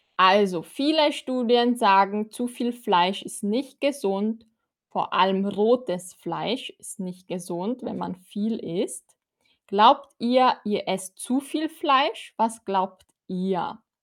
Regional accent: Austria; Ich komme aus Österreich

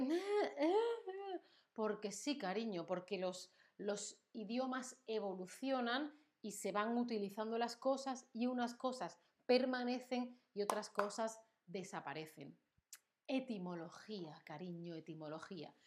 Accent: Spain; soy española todo el tiempo

